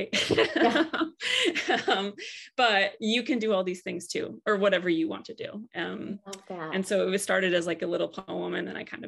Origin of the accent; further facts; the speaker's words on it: Michigan, United States; moved away as an adult; also born or lived in Tennessee; so I grew up in Michigan singing and really obsessed with country music